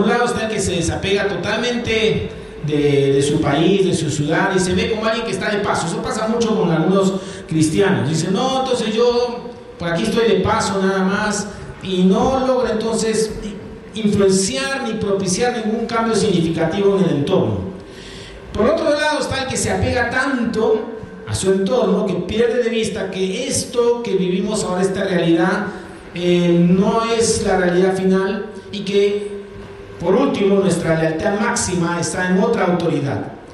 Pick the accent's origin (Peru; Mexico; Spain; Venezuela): Peru; nosotros, que somos peruanos y de paso nos sentimos orgullosos de serlo